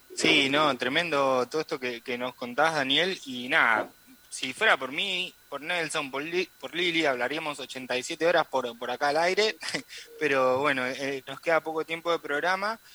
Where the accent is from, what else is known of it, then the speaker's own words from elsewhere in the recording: Córdoba, Argentina; dentro de nuestra provincia